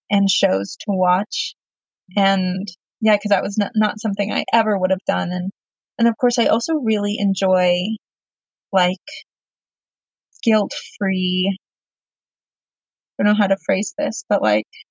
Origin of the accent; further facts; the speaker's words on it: Texas, United States; I grew up in Texas and it's very hot